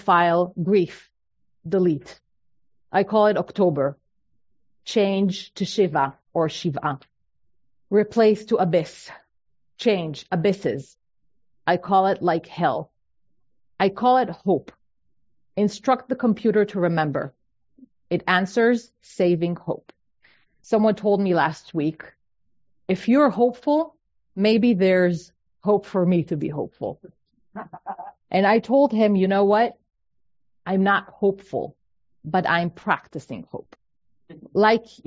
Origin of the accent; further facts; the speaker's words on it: Israel; moved away as an adult; now in United States; I'm an Israeli.